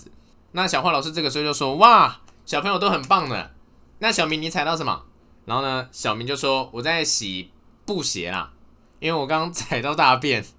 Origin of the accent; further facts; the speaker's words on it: northern Taiwan, Taiwan; 因为我到嘉义念书嘛，中南部的朋友他们好像都对蟑螂免疫，可能看多了。啊，我是北部人